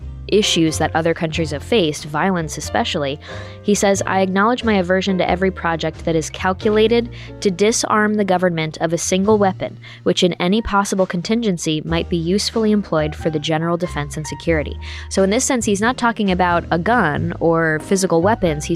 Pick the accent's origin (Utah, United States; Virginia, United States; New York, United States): New York, United States; moved away; blue states like New York State, where I'm from, we have the highest state and local tax burden in the country, or at least that was the case when I was growing up